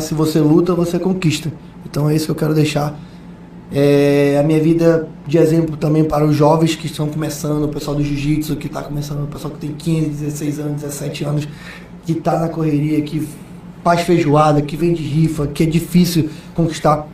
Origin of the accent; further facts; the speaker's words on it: Manaus, Amazonas, Brazil; Um cara lá do Japim, lá da Japinlândia, da rua 54, lá número 80, lá onde o meu pai invadiu a minha casa